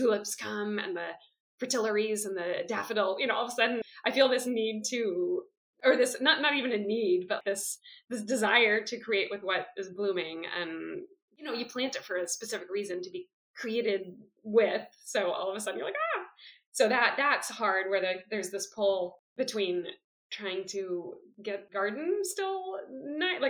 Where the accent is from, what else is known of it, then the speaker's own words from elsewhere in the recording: Oakland, California, United States; moved away as an adult; now in Belgium; I grew up in Oakland